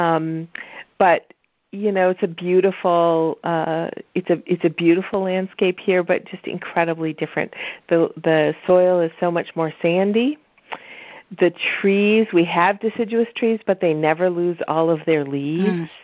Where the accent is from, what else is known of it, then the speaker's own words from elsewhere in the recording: Michigan, United States; also born or lived in East Coast; now in Florida, United States; growing up in the Midwest